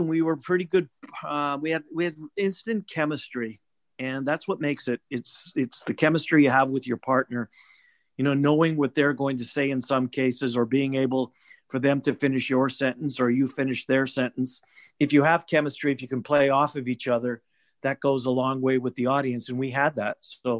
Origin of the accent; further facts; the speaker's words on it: Manitoba, Canada; moved away as an adult; now in Des Moines, United States; So I immigrated from Canada in 1989. I was a race caller at the track in Winnipeg